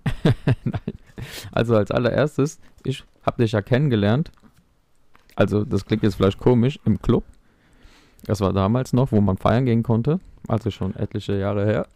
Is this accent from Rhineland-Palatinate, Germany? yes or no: yes; Mainz, Rhineland-Palatinate, Germany; ich bin aus Mainz